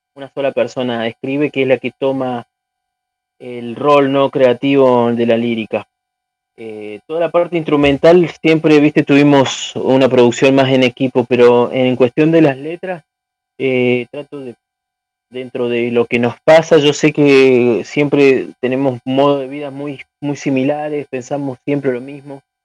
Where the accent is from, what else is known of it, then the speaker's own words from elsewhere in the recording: San Luis, Argentina; somos de Argentina, pero nosotros somos de San Luis, una provincia que está alejada de Buenos Aires